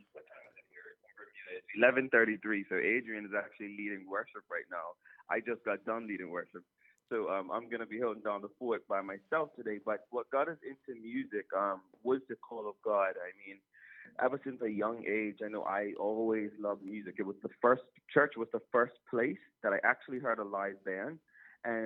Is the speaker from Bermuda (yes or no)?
yes; Bermuda; we're from Bermuda and still live in Bermuda.